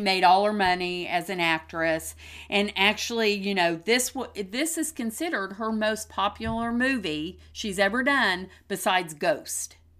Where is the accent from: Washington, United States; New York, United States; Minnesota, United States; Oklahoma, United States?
Oklahoma, United States; We are just ordinary and normal people from two different generations, born and bred in Oklahoma